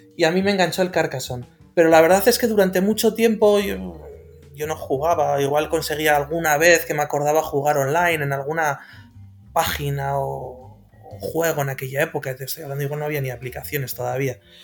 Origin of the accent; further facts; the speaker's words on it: Bilbao, Basque Country, Spain; Yo soy de Bilbao, del norte